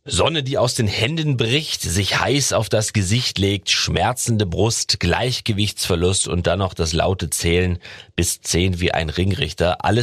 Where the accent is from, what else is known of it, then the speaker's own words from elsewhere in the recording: Berlin, Germany; Äh, das bin ich ja aus Berlin.